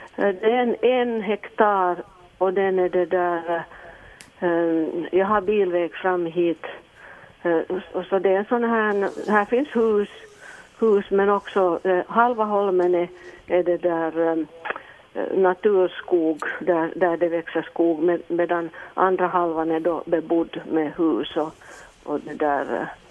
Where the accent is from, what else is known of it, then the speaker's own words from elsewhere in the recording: Helsinki, Uusimaa, Finland; also born or lived in Ostrobothnia; jag är egentligen från Helsingfors, men jag har mitt sommarställe här uppe i Österbotten.